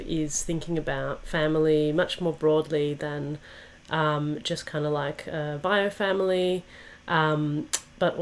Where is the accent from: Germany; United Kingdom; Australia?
Australia; Perth, Western Australia; where I grew up in Perth